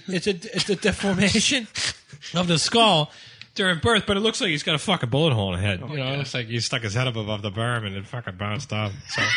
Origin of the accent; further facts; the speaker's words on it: Ireland; I'm Irish. Well, how could they throw me out of the fucking neighborhood?